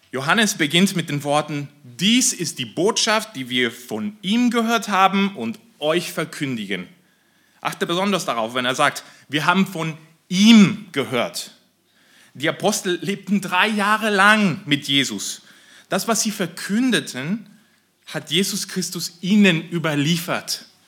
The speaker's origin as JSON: {"language": "German", "country": "Mexico", "moved": "yes", "said": "ich komme aus Mexiko"}